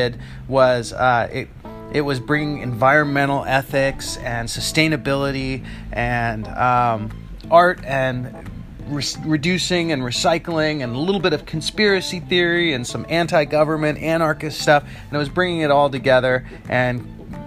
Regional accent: Big Bear Lake, California, United States; moved away; also born or lived in Washington / Myrtle; I grew up in Big Bear Lake, about 7,000 feet above Los Angeles

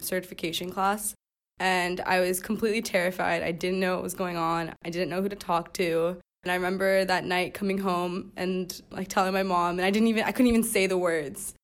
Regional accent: Pasadena, California, United States; I'm nineteen years old, and I'm from Pasadena, California

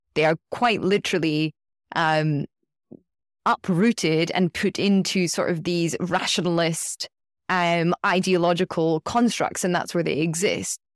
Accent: United Kingdom; I'm speaking as a British citizen

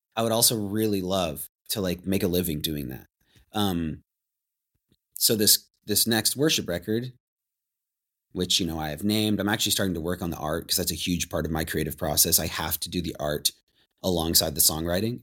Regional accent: Anacortes, Washington, United States; growing up in Anacortes

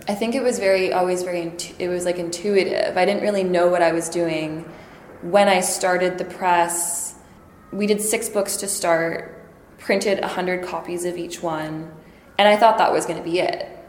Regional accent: Saskatoon, Saskatchewan, Canada; moved away as an adult; now in Montreal, Canada; I was born in Saskatoon, land of the living skies

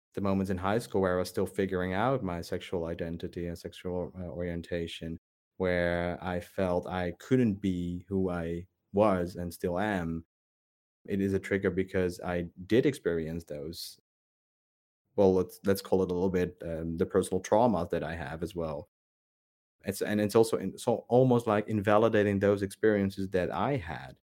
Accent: Netherlands; growing up in the Netherlands, um, I was never, I was never Dutch enough

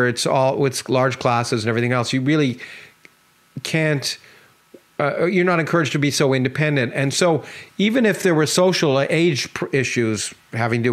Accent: Toronto, Ontario, Canada; also born or lived in New York; I grew up in Toronto. I was born in New York, but I grew up in Toronto in Canada.

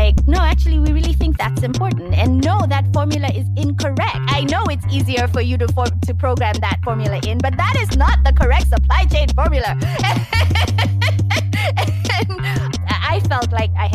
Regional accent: Nairobi, Kenya; moved away as an adult; also born or lived in United States; grew up in Nairobi, Kenya, and then I moved to the U.S. in 2001 for college. So all of my formative years was spent in Nairobi.

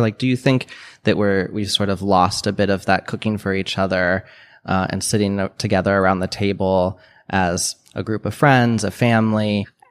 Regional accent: Midwest, United States; I grew up in the Midwest

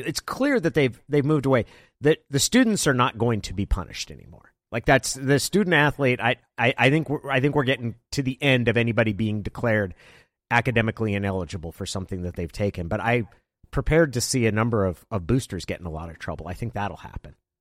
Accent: Klamath Falls, Oregon, United States; moved away; I grew up in Klamath Falls, which is about three hours down Highway ninety-seven

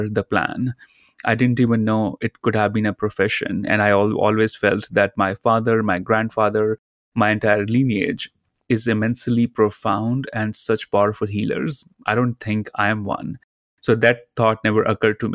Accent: India; Growing up in India, my father as my guru

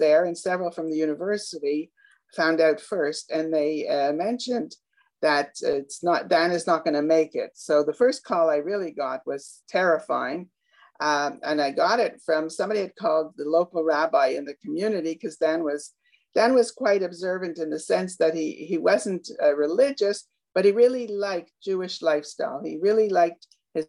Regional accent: Canada; I'm Canadian

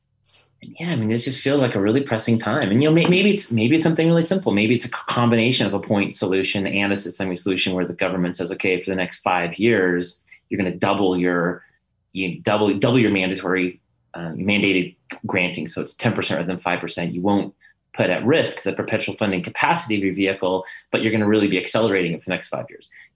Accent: United States; I'm American

